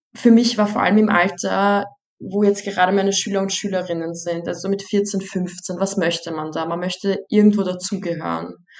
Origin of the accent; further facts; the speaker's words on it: Vienna, Austria; meine Familie kommt aus Bosnien, ich selbst bin als Erste in Wien geboren und hier groß geworden.